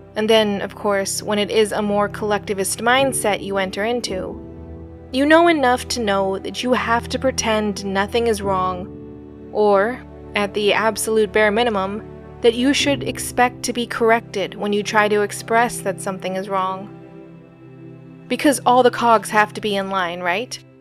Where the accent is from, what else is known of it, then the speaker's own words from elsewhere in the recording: United States; growing up in the States, I was the odd one out